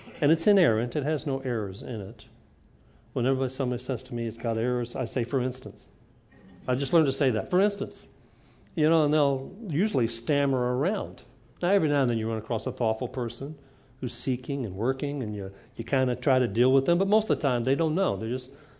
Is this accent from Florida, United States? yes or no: no; Huntsville, Alabama, United States; when I grew up in Huntsville